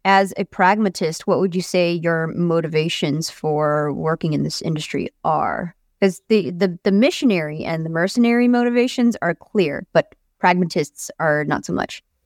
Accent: United States; as an American

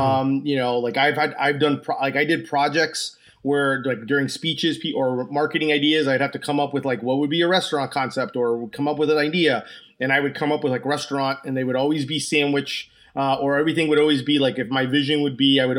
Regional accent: New Jersey, United States; also born or lived in Orlando; I'm from Orlando, Florida. I'm originally from New Jersey and I'm from Orlando, Florida.

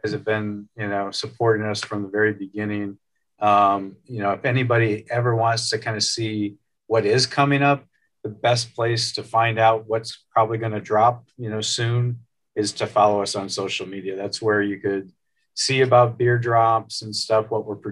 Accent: outside of Chicago, Illinois, United States; now in Fort Wayne, United States; I grew up outside of Chicago kind of area

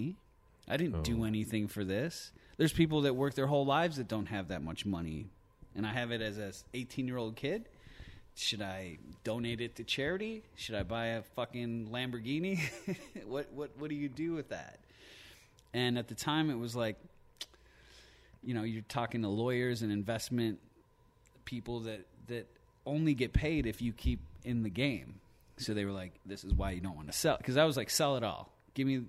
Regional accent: Plymouth, Michigan, United States; also born or lived in Livonia, Michigan; when I was 5, we moved from Livonia to Plymouth

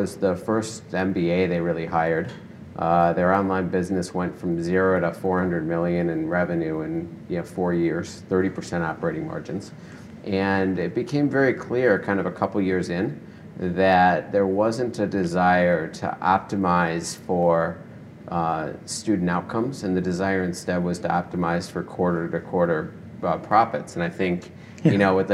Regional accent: Detroit, Michigan, United States; moved away as an adult; also born or lived in San Francisco; now in Seattle, United States; I grew up in Detroit

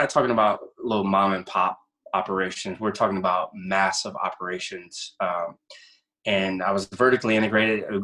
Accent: Louisiana, United States; I'm originally from Louisiana.

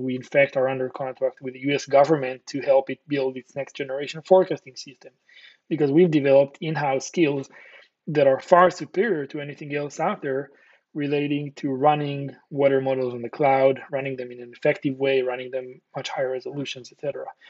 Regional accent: Israel; Born and raised in Israel

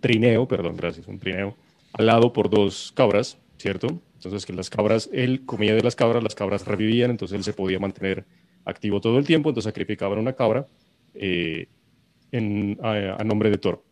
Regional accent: Pasto, Nariño, Colombia; now in Bogotá, Colombia; yo los estoy saludando desde mi tierra natal. Listo, estoy trasladado un mesecito a Pasto

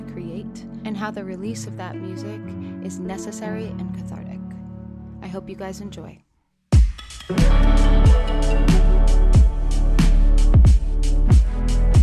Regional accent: New York City, New York, United States; as New Yorkers

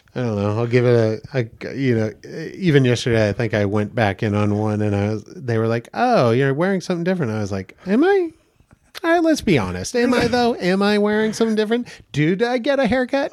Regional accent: Damariscotta, Maine, United States; now in Los Angeles, United States; I'm from Damariscotta, Maine

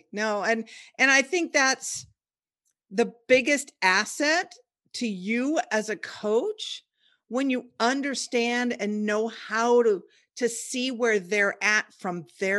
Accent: Olympia, Washington, United States; I was born and raised in Olympia, Washington, where it's about as white bread as you can get.

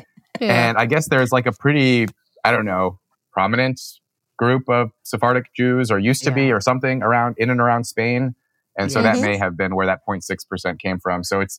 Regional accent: Los Angeles, California, United States; I was born into poverty in Los Angeles. My mother came to the U.S. from Seoul, South Korea.

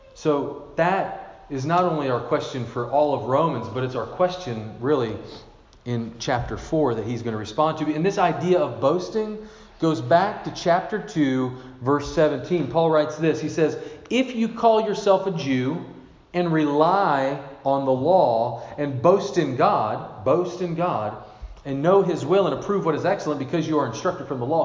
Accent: Glasgow, Kentucky, United States; moved away; my hometown in Kentucky

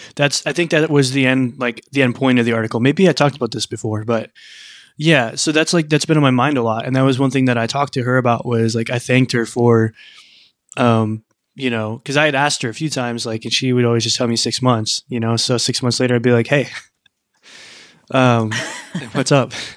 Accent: Midwest, United States; I grew up in the Midwest

